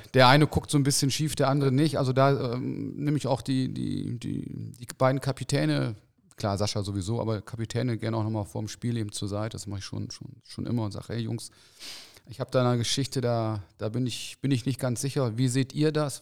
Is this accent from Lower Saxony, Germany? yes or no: yes; Osnabrück, Lower Saxony, Germany; also born or lived in Cologne (Junkersdorf); ich komme aus Osnabrück